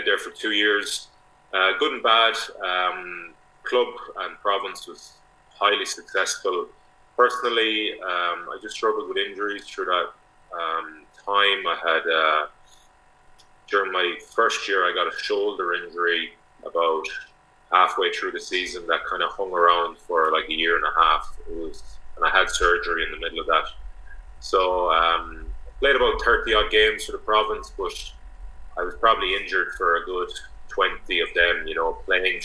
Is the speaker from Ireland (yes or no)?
yes; Galway, Connacht, Ireland; moved away as an adult; also born or lived in England / France; I'm from Galway originally